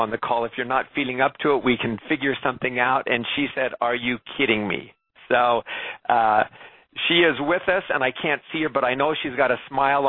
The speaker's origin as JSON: {"language": "English", "region": "Alberta", "country": "Canada", "tie": "born or raised there", "said": "my home country and home province"}